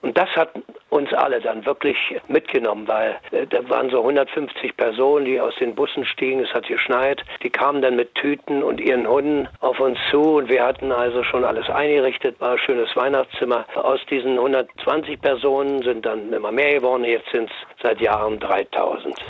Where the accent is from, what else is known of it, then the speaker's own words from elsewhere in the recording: Berlin, Germany; ich komme ja aus Neukölln und so also Nachkriegskind